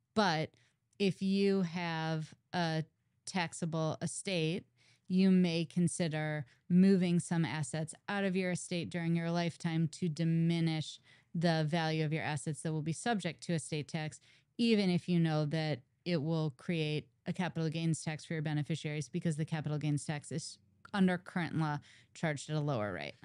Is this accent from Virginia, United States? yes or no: no; St. Louis, Missouri, United States; moved away; I'm originally from Saint Louis, and I moved back to town to go to law school at WashU